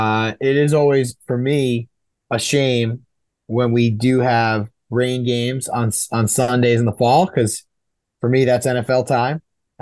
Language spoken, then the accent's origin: English; East Coast, United States; moved away as an adult; now in Ontario, California, United States; I grew up on the East Coast.